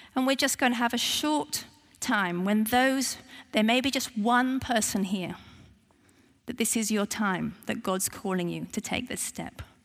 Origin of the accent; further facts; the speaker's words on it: United Kingdom; I'm very British